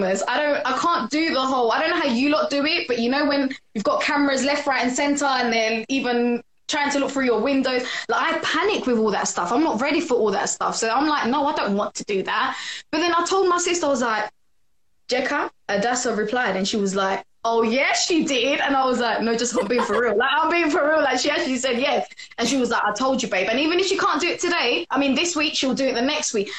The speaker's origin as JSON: {"language": "English", "region": "London", "country": "United Kingdom", "said": "I'm from London! Let me be precise. East London, Newham, at the borough, east side."}